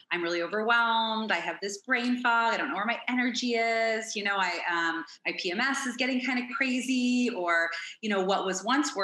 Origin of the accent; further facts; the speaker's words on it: Toronto, Ontario, Canada; moved away as an adult; now in Phoenix, United States; I'm originally from Toronto, Ontario